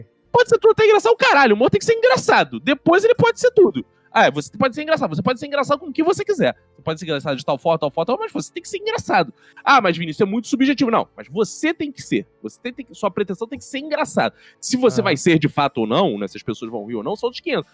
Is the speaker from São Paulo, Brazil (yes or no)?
no; Rio de Janeiro, Brazil; also born or lived in Tijuca, Rio de Janeiro; Eu nasci em Quintino, moro na Tijuca